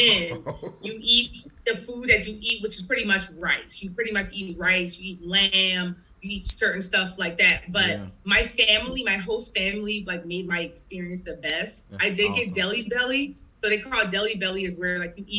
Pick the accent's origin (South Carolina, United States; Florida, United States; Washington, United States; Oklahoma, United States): South Carolina, United States; Charleston; I was born and raised in Charleston.